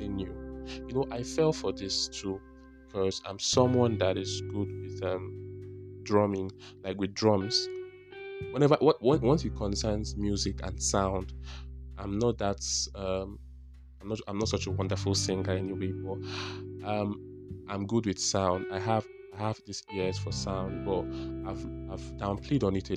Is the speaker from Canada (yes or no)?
no; Abia, Nigeria; I'm a Nigerian. I've been from Abia State